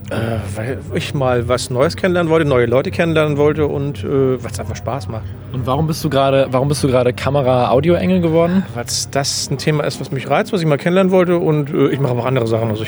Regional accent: Hamburg, Germany; der Umzug von Berlin nach Hamburg war dann für mich als Hamburger äh, dann willkommen.

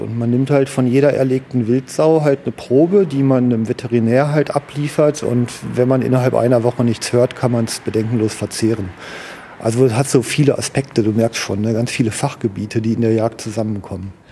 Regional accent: Duisburg, North Rhine-Westphalia, Germany; ich bin im Duisburger Norden groß geworden

